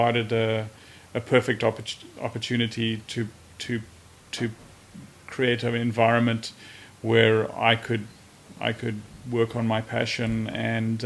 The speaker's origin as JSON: {"language": "English", "town": "Johannesburg", "region": "Gauteng", "country": "South Africa", "tie": "born or raised there", "moved": "as an adult", "said": "I grew up in Johannesburg, went to University of Witwatersrand to do mining engineering"}